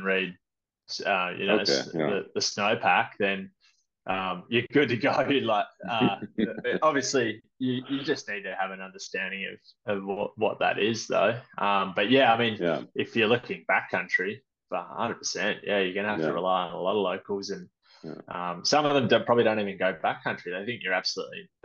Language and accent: English; Perth, Western Australia, Australia; moved away as an adult; also born or lived in London, United Kingdom; now in Sydney, Australia; I grew up in Perth